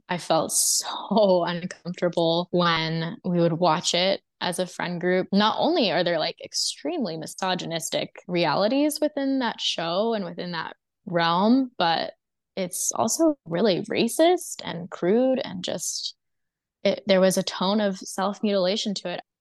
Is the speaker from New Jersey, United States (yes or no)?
no; Texas, United States; also born or lived in Mississippi; spent the first four years of my life in Mississippi. We were all homeschooled, my oldest sister all the way through to the end of high school. And then I started more conventional schooling in eighth grade. When I was five, we moved to Texas.